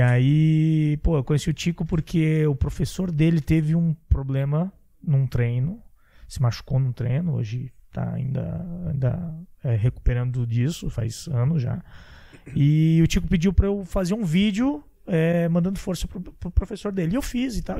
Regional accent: Santa Catarina, Brazil; sou de Santa Catarina

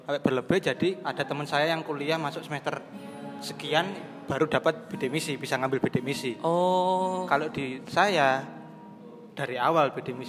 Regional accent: Banyuwangi, East Java, Indonesia; now in Surabaya, Indonesia; prinsipnya saya dari Banyuwangi jauh-jauh ke Surabaya tujuan utama saya ya menyelesaikan akademik saya di sini gitu

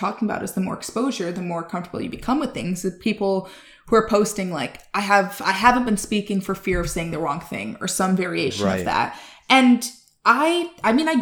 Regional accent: Chicago, Illinois, United States; I grew up in Chicago, raised by white people as a Black woman

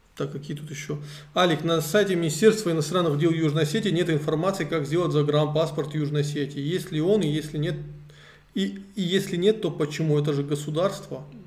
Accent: Vladikavkaz, North Ossetia–Alania, Russia; also born or lived in Tskhinvali / Moscow; Я родился в Цхинвале, но вырос во Владикавказе

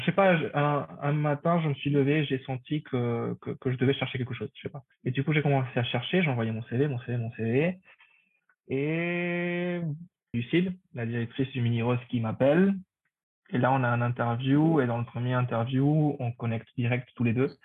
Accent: Paraguay; first language Spanish; French is a second language; moved away as an adult; now in Paris, France; Je viens du Paraguay. J'étais au lycée français du Paraguay

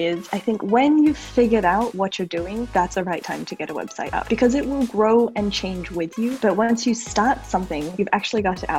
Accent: Australia; also born or lived in United States; now in Paris, France; And I am in Paris, France. I'm actually Australian originally. I've lived in the States for 10 years. My dad's British, so my accent is all over the place, but this is home now.

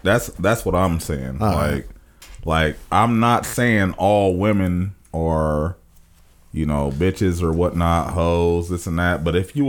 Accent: Springfield, Ohio, United States; moved away as an adult; now in Cleveland, United States; I grew up in Springfield. I'm from Springfield. I'm Springfield to the heart.

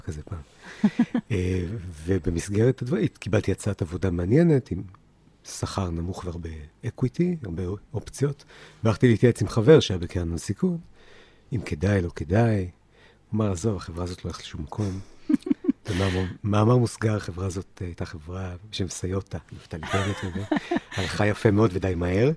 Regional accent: Haifa, Haifa District, Israel; also born or lived in New Jersey, United States; גדלתי בחיפה, שנתיים בארצות הברית, רילוקיישן

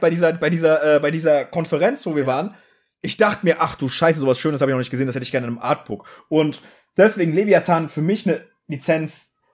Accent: East Germany, Germany; ich hatte Russisch, weil ich bin im Osten aufgewachsen

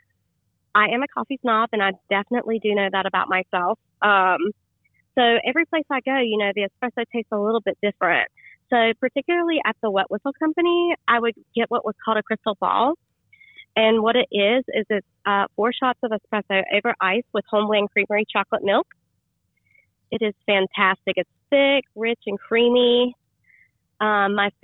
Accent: Archdale, North Carolina, United States; I grew up in Archdale

